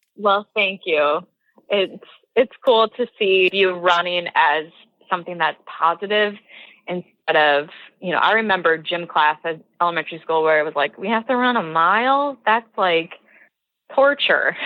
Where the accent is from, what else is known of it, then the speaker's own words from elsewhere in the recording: Southwest Wisconsin, United States; Wisconsin, uh, my home state